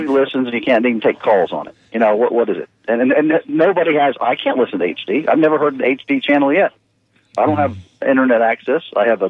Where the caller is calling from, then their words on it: Land O'Lakes, Florida, United States; from Land O'Lakes.